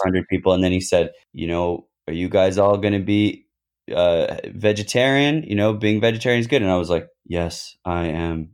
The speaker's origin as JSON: {"language": "English", "country": "United States", "tie": "born or raised there", "also_born_or_lived": "Los Angeles", "said": "I was born in the States"}